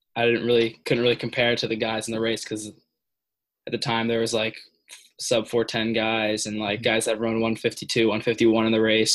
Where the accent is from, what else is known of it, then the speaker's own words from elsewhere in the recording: New Jersey, United States; I'm from New Jersey